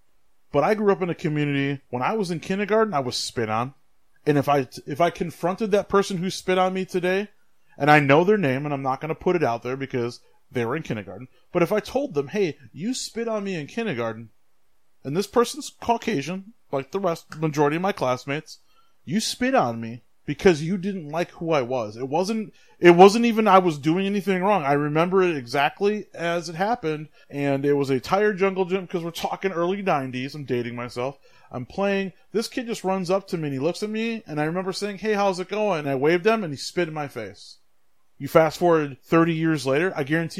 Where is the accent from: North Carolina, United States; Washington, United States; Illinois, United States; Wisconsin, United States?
Wisconsin, United States; West Bend; also born or lived in Milwaukee, Wisconsin; I was born in Milwaukee on the east side. And when I was less than a year, we moved out of the city. We moved to West Bend. From pretty much 1 year old, 84, to 2001, I grew up in a predominantly white